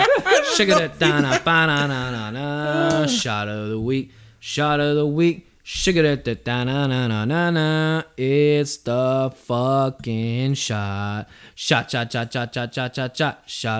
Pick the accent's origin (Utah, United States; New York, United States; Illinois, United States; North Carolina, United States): New York, United States; Queens; I'm from Southside Jamaica, Queens.